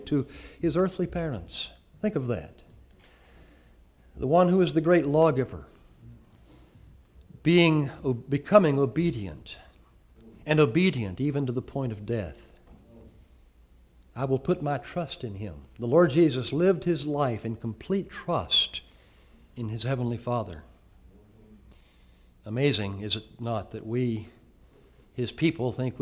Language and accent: English; the South, United States; you can tell I'm from the South